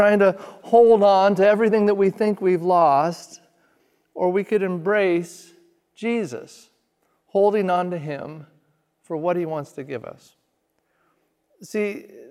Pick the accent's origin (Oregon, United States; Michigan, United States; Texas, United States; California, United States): Oregon, United States; Redmond; also born or lived in Springfield, Oregon; now in Eugene, United States; we were sent out to plant our first church in my hometown of Redmond, Oregon